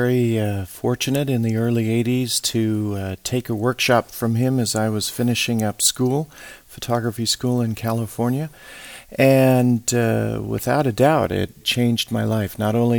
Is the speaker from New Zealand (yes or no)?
no; South Africa; also born or lived in Australia / Europe; I grew up in South Africa, in Australia, in Europe. My father worked for an oil company. We ended up living in many different parts of the world.